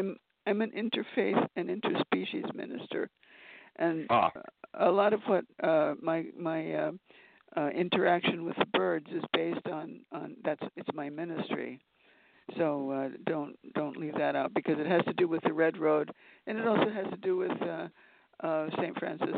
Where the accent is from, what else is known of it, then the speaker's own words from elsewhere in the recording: Mexico City, Mexico; also born or lived in Manhattan, United States; I was born here in Manhattan. And when I was 1 year old, my father went to work in Mexico City, and so he took the family there, my mother and me, and I grew up in Mexico.